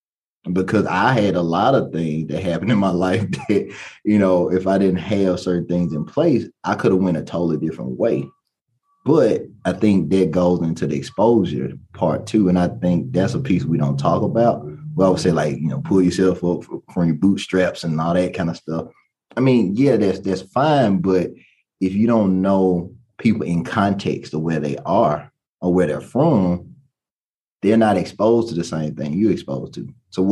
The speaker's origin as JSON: {"language": "English", "town": "Baton Rouge", "region": "Louisiana", "country": "United States", "tie": "born there", "also_born_or_lived": "New Orleans / Lafayette", "said": "I was born in Baton Rouge, Louisiana. So I used to have my accent. I don't have it anymore."}